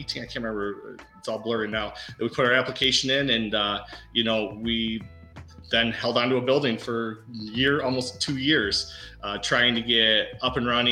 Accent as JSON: {"language": "English", "town": "Davison", "region": "Michigan", "country": "United States", "tie": "born or raised there", "said": "Sean and I were born and raised in Davison, a couple of Davison boys"}